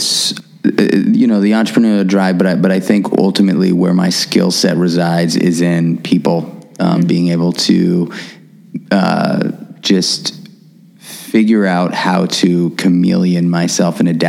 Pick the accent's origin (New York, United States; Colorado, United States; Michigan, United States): New York, United States; New York City; as a kid growing up in New York City